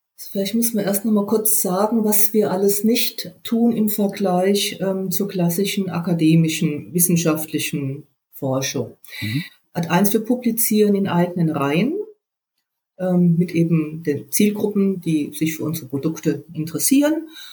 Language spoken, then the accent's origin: German; West Germany, Germany; jetzt komme ich ja aus dem Westen